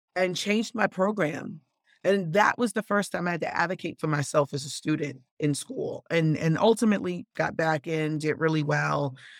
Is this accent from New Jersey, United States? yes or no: no; New York City, New York, United States; also born or lived in Bronx, New York; I was born and raised in South Jamaica, Queens, and moved to the Bronx when I was seventeen